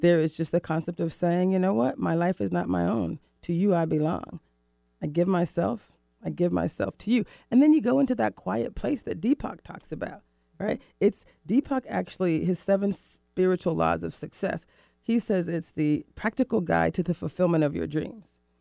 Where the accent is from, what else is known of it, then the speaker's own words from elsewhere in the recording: Florida, United States; moved away as an adult; also born or lived in Mexico / Rio de Janeiro, Brazil; now in Seattle, United States; I was born in Florida